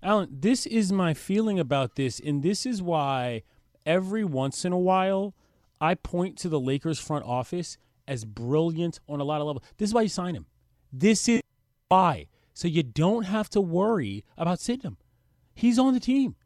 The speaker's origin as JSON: {"language": "English", "town": "Washington", "region": "District of Columbia", "country": "United States", "moved": "as an adult", "said": "I'm from the District of Columbia. I moved here a year ago"}